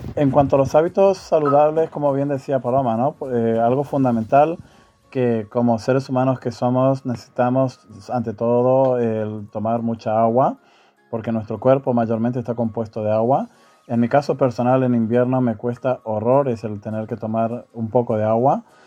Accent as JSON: {"language": "Spanish", "country": "Argentina", "tie": "born or raised there", "moved": "yes", "lives_now": "Spain", "said": "Soy natural de Argentina y llevo residiendo en España desde hace 29 años"}